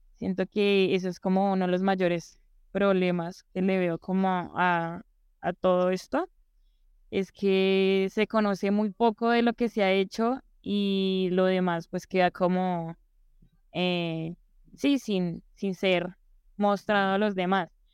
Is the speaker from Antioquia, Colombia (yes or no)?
no; Bogotá, Colombia; yo nací aquí en Bogotá